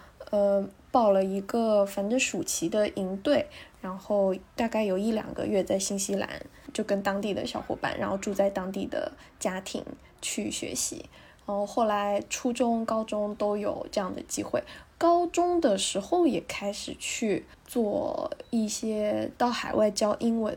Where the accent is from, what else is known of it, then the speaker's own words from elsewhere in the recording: Taiwan; also born or lived in Nanjing; now in Shanghai, China; 。呃，因缘际会。在大学毕业以前，去了很多个地方，去了三十五六七个国家。